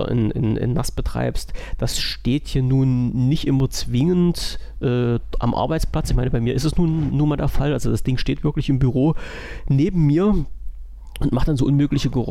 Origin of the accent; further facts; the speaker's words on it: Saxony, Germany; ich bin Sachse, ich darf Itachi sagen.